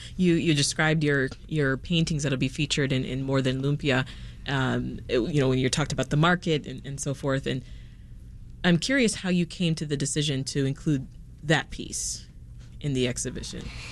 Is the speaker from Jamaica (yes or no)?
yes; Jamaica; now in Chicago, United States; I'm an immigrant myself, born and, and raised in, in Jamaica